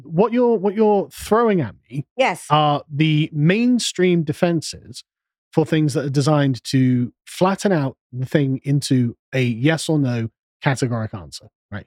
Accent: United Kingdom; We were born and raised in Britain.

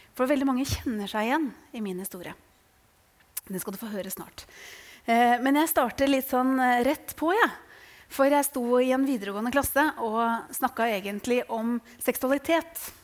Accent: Tønsberg, Vestfold, Norway; jeg er fra Tønsberg

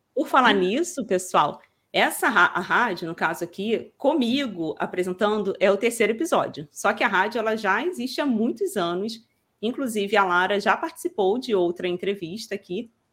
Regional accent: Rio de Janeiro, Brazil; accent: carioca; eu sou carioca, que às vezes as pessoas perguntam de onde que você é e tal sou do Rio

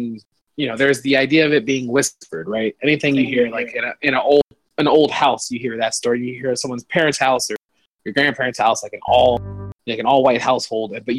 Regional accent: suburban Florida, United States; growing up in the Southeast, especially in, like, suburban Florida

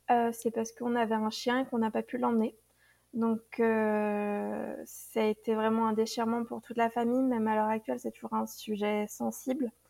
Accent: France; pour nous, a été difficile euh, en tant que Français, qui sommes assez francs

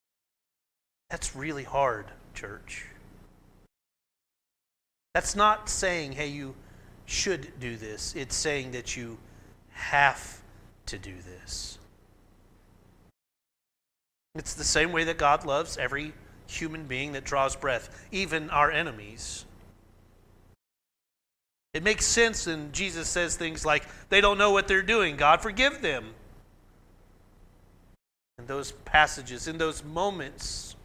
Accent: McAlester, Oklahoma, United States; where I grew up in McAllister

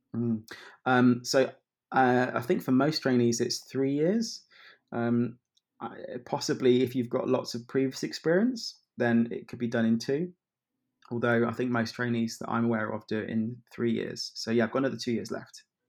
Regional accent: Kettering, East Midlands, United Kingdom; moved away as an adult; also born or lived in London / Leicester; now in Manchester, United Kingdom; worked in my hometown of Kettering

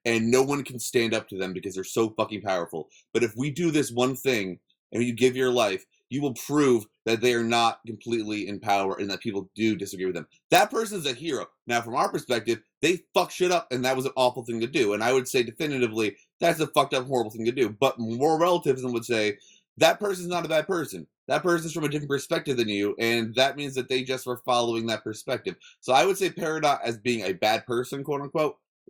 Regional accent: New York, United States; I'm a New Yorker.

